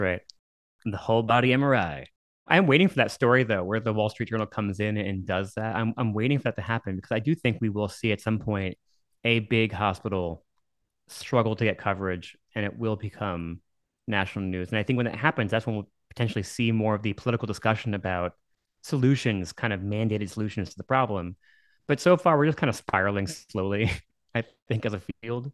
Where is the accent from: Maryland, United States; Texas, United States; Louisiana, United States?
Texas, United States; Dallas; also born or lived in New York / Massachusetts / San Antonio; I was born in New York and I moved to Dallas when I was nine. Then, you know, grew up my formative years here